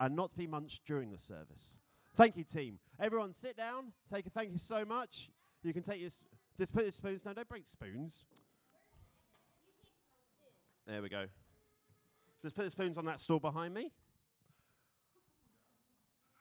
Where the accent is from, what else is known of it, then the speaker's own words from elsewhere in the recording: London, United Kingdom; moved away as an adult; now in Philadelphia, United States; I am from London.